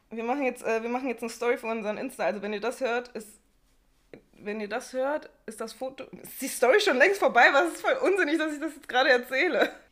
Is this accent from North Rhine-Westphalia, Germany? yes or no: yes; Bochum, North Rhine-Westphalia, Germany; bei uns in Wattenscheid halt was. Also in einem Ortsteil von Bochum.